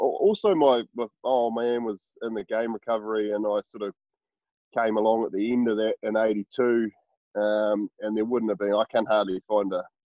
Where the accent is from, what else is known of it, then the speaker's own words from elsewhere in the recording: Murchison, Tasman, New Zealand; I grew up in Murchison, little sort of at the top of the West Coast in South Island